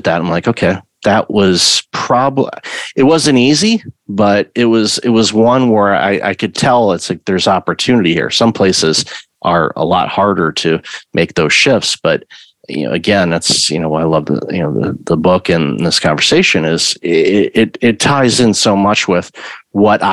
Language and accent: English; Michigan, United States; I grew up in Michigan